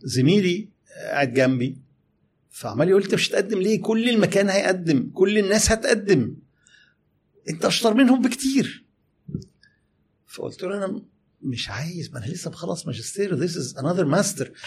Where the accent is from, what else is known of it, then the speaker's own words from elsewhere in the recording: Egypt; إحنا كمصريين